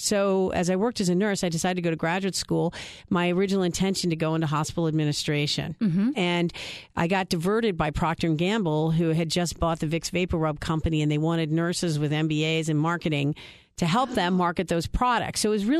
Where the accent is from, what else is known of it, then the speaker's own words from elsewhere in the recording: Wilmington, Delaware, United States; I was born and raised in Wilmington, and as you know, Wilmington has kind of a unique culture. It's a town of corporate headquarters, and later, as I grew up, it became the credit card capital of the world